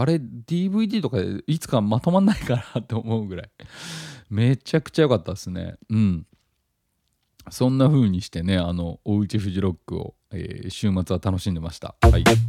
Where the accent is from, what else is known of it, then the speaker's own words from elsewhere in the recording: Tottori, Japan; 僕は、まあ、あの、鳥取県出身で